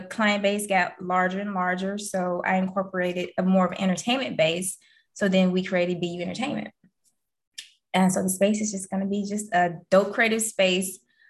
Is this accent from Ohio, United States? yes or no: yes; Cleveland, Ohio, United States; I'm from Ohio, Cleveland, all day, every day.